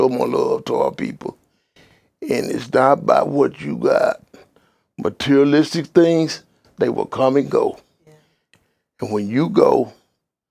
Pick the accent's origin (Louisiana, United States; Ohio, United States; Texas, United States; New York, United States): Texas, United States; I'm from the country, a country town. I'm from Carson County with you. They couldn't pronounce it. I said, if you go to Dallas, head to Houston, you go straight through it.